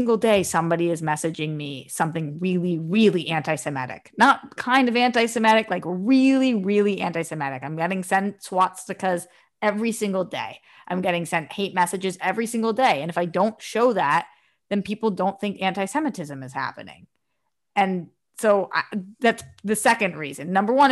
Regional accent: East Coast, United States; I'm from the East Coast.

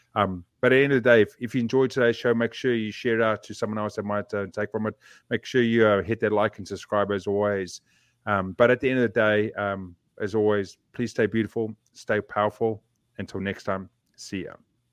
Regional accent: South Africa; now in New Zealand; I grew up in that society

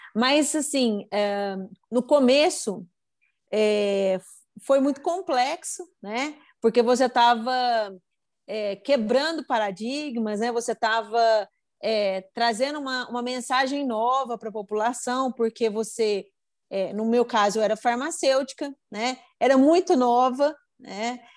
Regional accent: Batatais, São Paulo, Brazil; sou de Batatais.

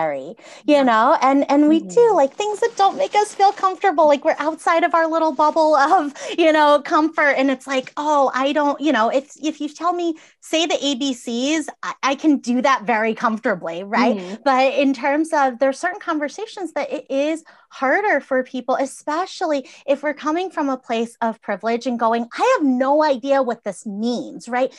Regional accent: Massachusetts, United States; I grew up in Massachusetts

